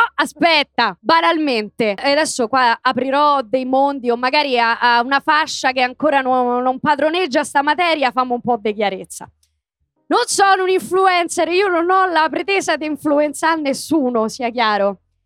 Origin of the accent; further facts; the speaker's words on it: Rome, Lazio, Italy; io prima dico Garbatella, poi mi ricordo di dire Roma